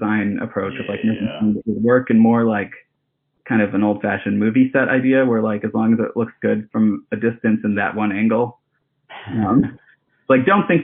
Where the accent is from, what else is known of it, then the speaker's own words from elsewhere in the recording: Hawaii, United States; also born or lived in Japan; I grew up in Hawaii, and before that lived in Japan as a really little kid